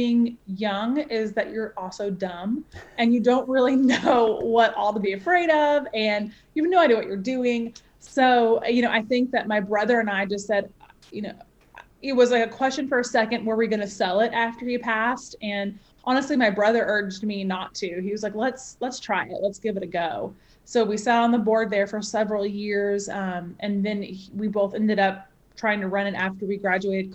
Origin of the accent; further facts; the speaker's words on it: United States; also born or lived in Arizona / Nashville, Tennessee; now in Atlanta, United States; I grew up in the States, and I grew up between Arizona and Tennessee, Nashville, Tennessee.